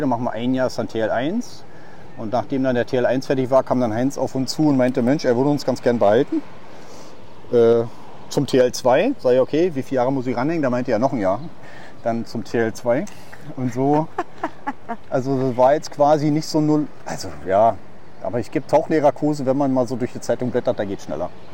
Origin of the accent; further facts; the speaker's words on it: Neuruppin, Brandenburg, Germany; moved away as an adult; now in Tenerife, Spain; ich bin ja gebürtig aus Neuruppin